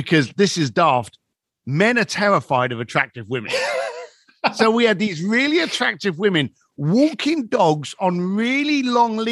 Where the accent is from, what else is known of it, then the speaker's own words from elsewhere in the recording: London, United Kingdom; moved away; I grew up in East London and it was a rough neighborhood